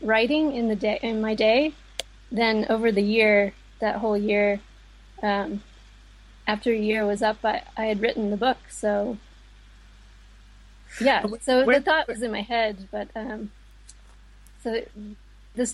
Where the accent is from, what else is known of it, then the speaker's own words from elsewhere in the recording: United States; now in Dublin, Ireland; I live in Dublin, but I was born in America